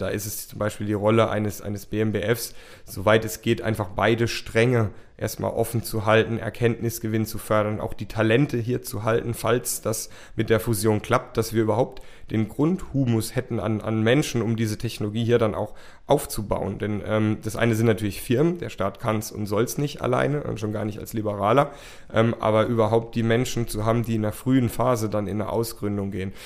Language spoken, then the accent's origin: German; Rhineland-Palatinate, Germany; also born or lived in United States; es wird doch die Pfalz und es wird doch ähm, mein Heimatort